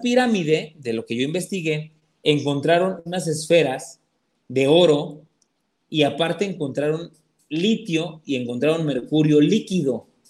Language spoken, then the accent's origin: Spanish; Atlixco, Puebla, Mexico; moved away; yo soy de allá de Puebla y Atlimeya ya está muy cerca de Atlisco, este, la, ciudad donde, donde nosotros, este, nosotros, vivimos muchos años